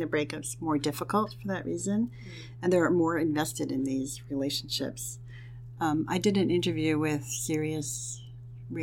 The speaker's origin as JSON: {"language": "English", "area": "near Montclair", "region": "New Jersey", "country": "United States", "tie": "born or raised there", "also_born_or_lived": "Hoboken, New Jersey", "said": "I grew up nearby, so I was already familiar with the town"}